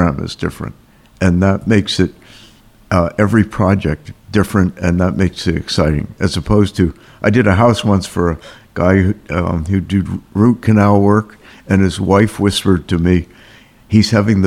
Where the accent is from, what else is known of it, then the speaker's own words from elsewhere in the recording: Princeton, New Jersey, United States; also born or lived in Canada / Camden, New Jersey / Cranbury, New Jersey; I actually grew up in Princeton